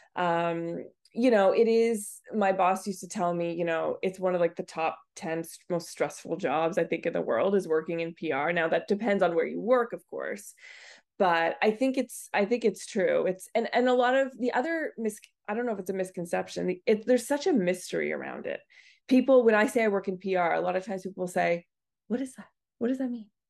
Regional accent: Nova Scotia, Canada; moved away; I grew up on the East Coast, uh, Nova Scotia

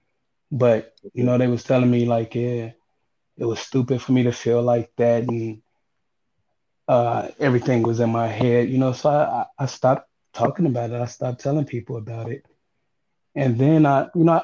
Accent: Chicago, Illinois, United States; now in Chaska, United States; I'm originally from Chicago. Right now I live in Chaska, Minnesota

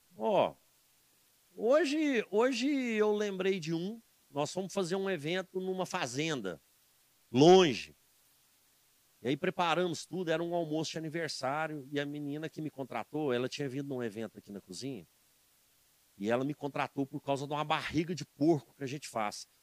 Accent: Cajuru, Minas Gerais, Brazil; now in Divinópolis, Brazil; que é minha terra, né? Eu sou do Cajuru

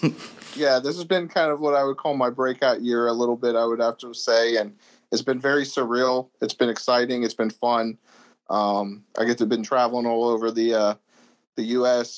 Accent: Pittsburgh, Pennsylvania, United States; also born or lived in Erie, Pennsylvania; I'm from Pittsburgh, Pennsylvania. That's my hometown. I've been here pretty much my whole life for the most part

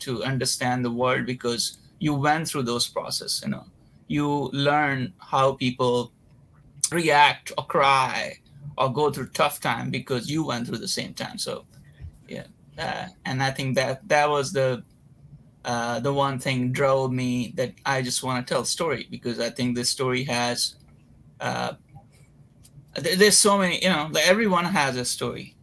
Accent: Varanasi, Uttar Pradesh, India; moved away as an adult; now in Los Angeles, United States; I'm Indian. I was born and raised in a small town, not as very small, but it's a place called Varanasi

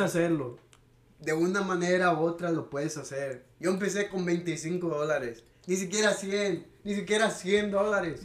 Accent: Houston, Texas, United States; Yo nací aquí en Houston

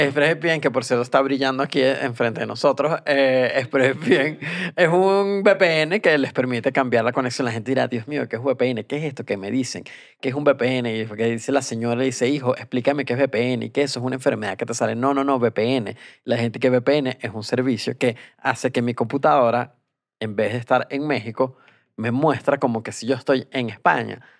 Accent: Venezuela; moved away

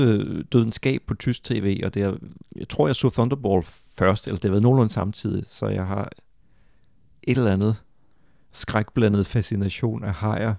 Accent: Funen, Southern Denmark, Denmark; Jeg, jeg er fra Fyn øh, og voksede op i 80'erne, hvor jeg så også tysk tv

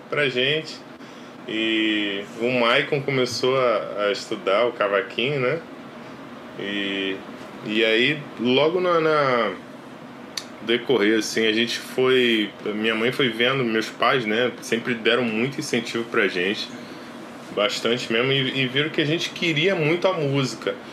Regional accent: Cordeiro, Rio de Janeiro, Brazil; A gente vem de Cordeiro, né? Cordeiro é interior do Rio de Janeiro.

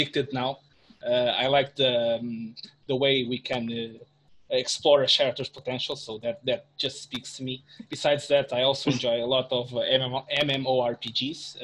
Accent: Portugal; I'm from Portugal.

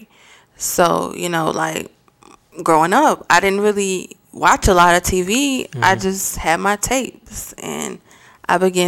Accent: Mount Airy, North Carolina, United States; also born or lived in Winston-Salem, North Carolina; I am from Mount Airy, North Carolina

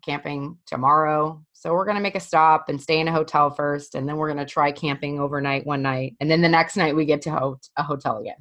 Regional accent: Colorado, United States; I'm from Colorado

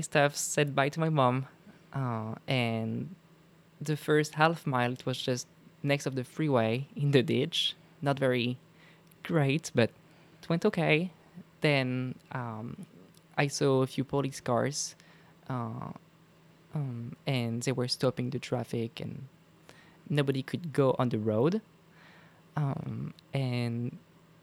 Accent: Mézenger, Pays de la Loire, France; my hometown is called Mézenger

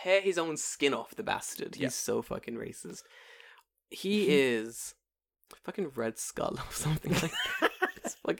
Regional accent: England, United Kingdom; now in Japan; I'm English.

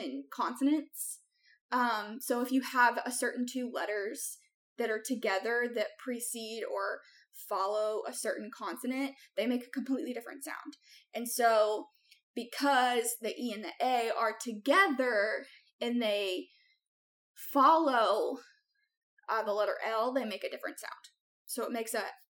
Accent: United States; we Americans

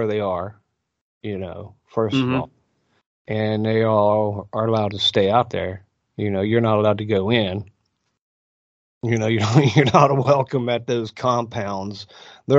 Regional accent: West Virginia, United States; also born or lived in Moab, Utah; now in Florida, United States; I was originally from West by God, Virginia.

